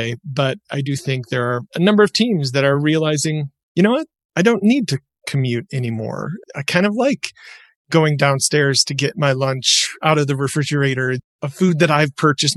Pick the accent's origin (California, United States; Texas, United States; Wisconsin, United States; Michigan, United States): Michigan, United States; now in Utah, United States; I used to make pickles with my dad growing up in Michigan. And when I moved to Utah